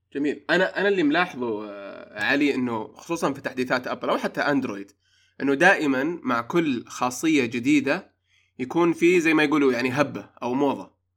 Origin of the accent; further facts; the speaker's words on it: Saudi Arabia; عندنا في السعوديه